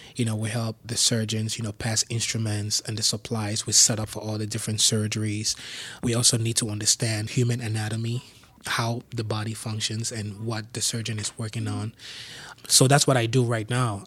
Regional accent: Yaoundé, Centre, Cameroon; moved away as an adult; also born or lived in Bafouet, Cameroon; now in Pittsburgh, United States; I grew up in a big compound where we had a bar

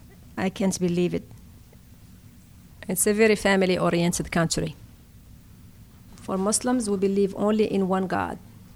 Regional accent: Fquih Ben Salah, Béni Mellal-Khénifra, Morocco; moved away as an adult; now in Pittsburgh, United States; I was born in Morocco in November 1971 in Fkiban Saleh city.

